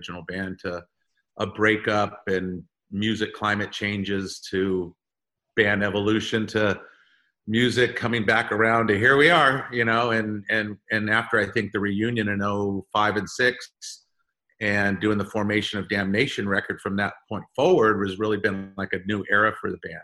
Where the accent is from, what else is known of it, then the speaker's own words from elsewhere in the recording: California, United States; we are young kids from California that never left California